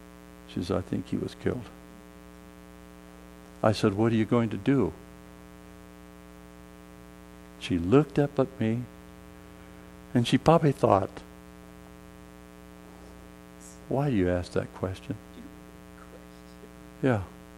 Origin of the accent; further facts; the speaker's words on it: South Korea; born there; You know, I told you I was born in Korea, but I probably don't look like a Korean, do I?